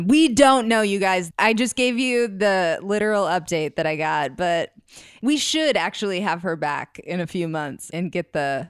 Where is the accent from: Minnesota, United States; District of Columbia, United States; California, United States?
Minnesota, United States; now in Los Angeles, United States; I'm from Minnesota, but this has nothing to do with me because I'm in LA now.